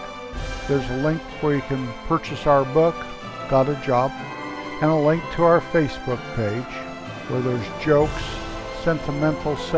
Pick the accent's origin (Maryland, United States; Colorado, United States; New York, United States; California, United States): Colorado, United States; north central Colorado Rocky Mountains, United States; The town where I grew up there in the north central Colorado Rocky Mountains, 8,000 feet above sea level